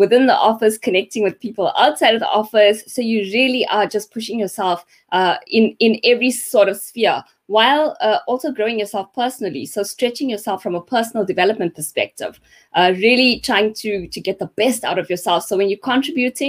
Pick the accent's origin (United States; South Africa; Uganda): South Africa; Pietermaritzburg, KwaZulu-Natal; Grew up in Pietermaritzburg